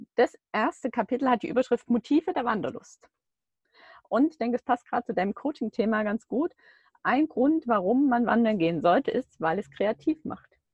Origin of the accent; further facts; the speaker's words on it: Baden-Württemberg, Germany; Wir kommen beide irgendwie aus Baden-Württemberg